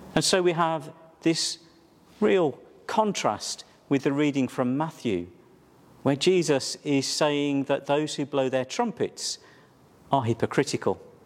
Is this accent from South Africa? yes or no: no; Wolverhampton, West Midlands, United Kingdom; my hometown was Wolverhampton